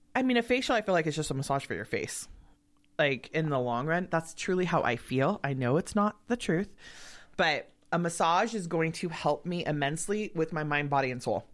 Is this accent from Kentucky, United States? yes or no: no; Los Angeles, California, United States; moved away; also born or lived in Truckee; I grew up in L A. There was never snow.